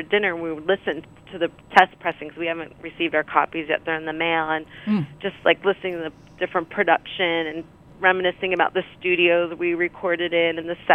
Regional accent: Rutherford, New Jersey, United States; I grew up in New Jersey

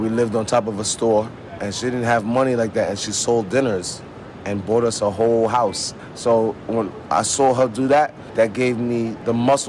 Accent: New York City, New York, United States; I'm from South Jamaica, Queens, born and raised.

